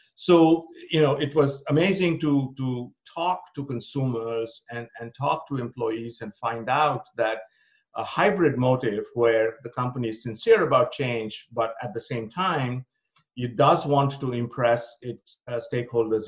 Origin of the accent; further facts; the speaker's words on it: India; moved away as an adult; also born or lived in Berlin, Germany; now in United States; I was born and brought up in India.